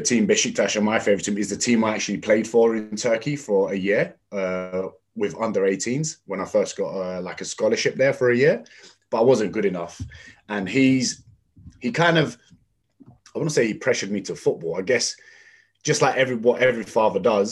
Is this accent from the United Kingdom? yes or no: yes; London, United Kingdom; also born or lived in Tottenham, North London; I was born in North London, moved to East London and ended up going to school in East London in Custom House near the Excel Centre